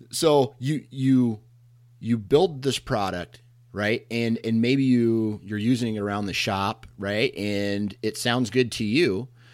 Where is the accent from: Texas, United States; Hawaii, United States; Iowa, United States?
Iowa, United States; I'm born and raised in Iowa